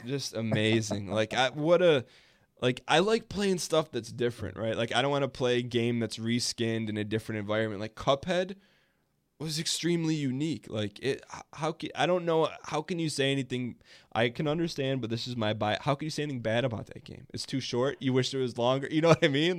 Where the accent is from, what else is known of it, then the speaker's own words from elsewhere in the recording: Dearborn, Michigan, United States; there's this place in my hometown called Greenfield Village